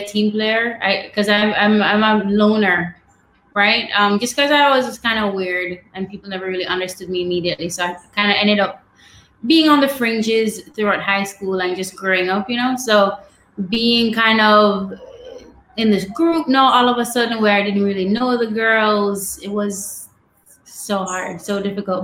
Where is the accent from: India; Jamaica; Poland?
Jamaica; Savanna-la-Mar, Westmoreland; I grew up in Westmoreland. So that's the west end of the island in a town called Savannah-Lamar.